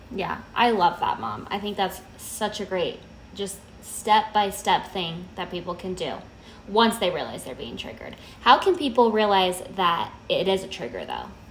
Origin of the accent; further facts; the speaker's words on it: Las Vegas, Nevada, United States; I'm from Vegas.